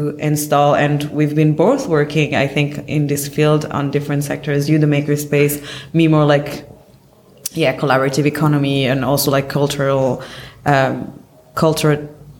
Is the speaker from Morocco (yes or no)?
yes; Morocco; now in Berlin, Germany; So I'm from Morocco and half French as well. I'm based in Berlin.